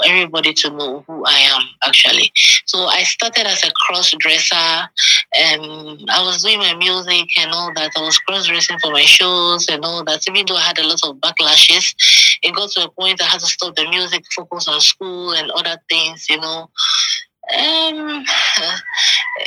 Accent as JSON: {"language": "English", "town": "Accra", "region": "Greater Accra", "country": "Ghana", "tie": "born or raised there", "also_born_or_lived": "Tema", "said": "I was born in Accra in Usu, and I lived all my life growing up in Accra."}